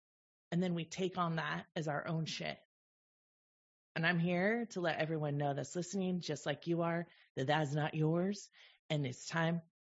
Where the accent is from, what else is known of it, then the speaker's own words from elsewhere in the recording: the Bay Area, California, United States; I grew up in the Bay Area